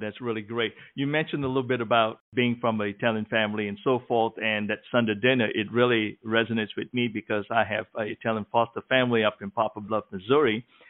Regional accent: Malaysia; now in United States; I remember growing up in Malaysia

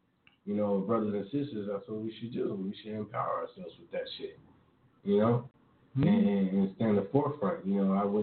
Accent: California, United States; I'm born and raised in Cali

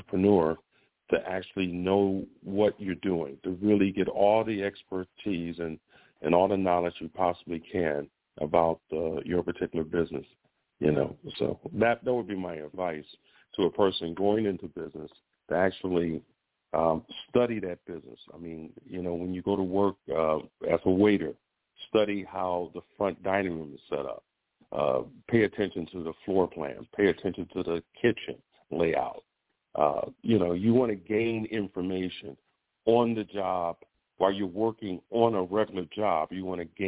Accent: Chicago, Illinois, United States; moved away as an adult; now in Orlando, United States; I'm from Chicago originally, but I've been in Florida. I've been in the Orlando area for 28 years

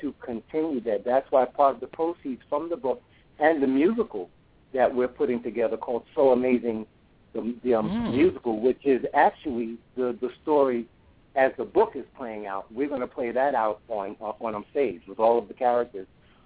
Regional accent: New York, United States; now in Atlanta, United States; I was born and raised in New York

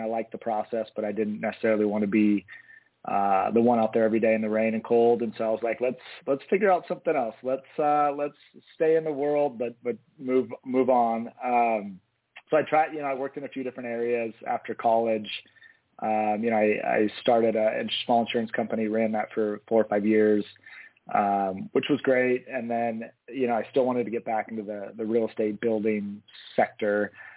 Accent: Eugene, Oregon, United States; i was born and raised here in eugene um, west eugene actually grew up in the, the bethel area

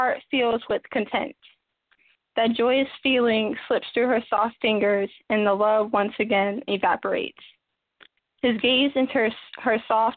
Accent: New Jersey, United States; I'm from Jersey, Raleigh, New Jersey

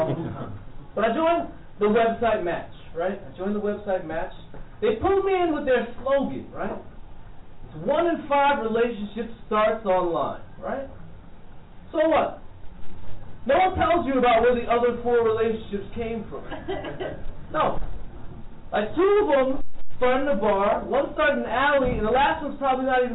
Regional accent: New York City, New York, United States; Flatbush, Brooklyn

